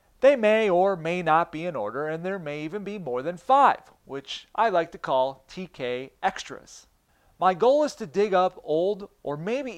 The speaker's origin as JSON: {"language": "English", "town": "Buffalo", "region": "New York", "country": "United States", "said": "That ain't me. I'm from Buffalo."}